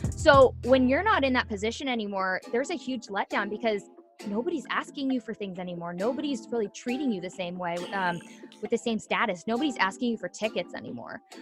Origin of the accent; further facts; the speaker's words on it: Orange County, California, United States; also born or lived in San Diego; I'm from Southern California. I grew up in Orange County all my life